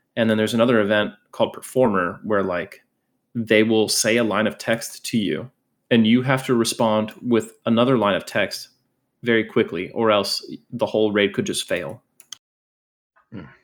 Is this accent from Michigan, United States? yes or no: no; Scranton, Pennsylvania, United States; moved away; also born or lived in Orlando, Florida; I grew up originally in Pennsylvania, and then I moved to Orlando, Florida.